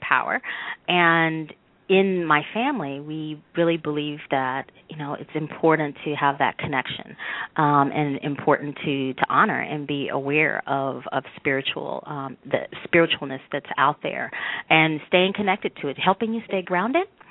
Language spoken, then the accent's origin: English; the South, United States; our family, I mean, we're from the South